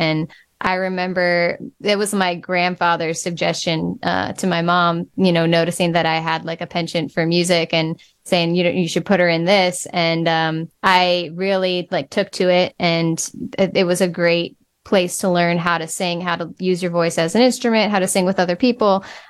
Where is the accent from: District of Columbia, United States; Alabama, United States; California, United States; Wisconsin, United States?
Wisconsin, United States; Eau Claire; moved away; growing up in Eau Claire